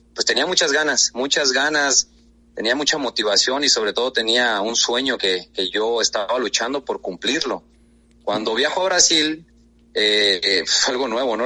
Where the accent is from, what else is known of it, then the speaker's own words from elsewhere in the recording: El Arenal, Jalisco, Mexico; moved away as an adult; also born or lived in Guadalajara, Jalisco; now in Guatemala; Tengo 30 años exactamente. Soy de un, me crié en un pueblo llamado El Arenal, Jalisco